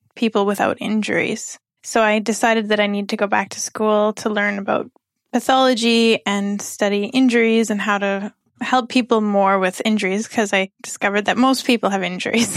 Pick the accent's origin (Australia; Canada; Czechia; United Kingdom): Canada; moved away as an adult; also born or lived in Mexico / Nepal; now in Kuwait; I'm a physiotherapist from Canada, and I've been in Kuwait for almost eleven months